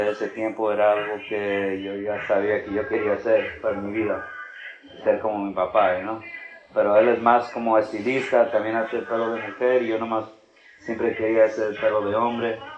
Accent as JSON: {"language": "Spanish", "town": "Chicago", "region": "Illinois", "country": "United States", "tie": "born there", "said": "Sí, yo nací en Chicago, eso todos mis primos me dicen"}